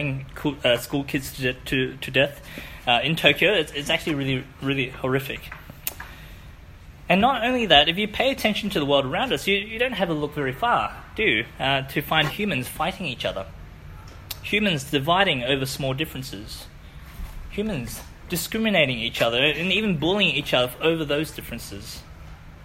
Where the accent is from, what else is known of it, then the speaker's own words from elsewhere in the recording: Wellington, New Zealand; moved away; I grew up in New Zealand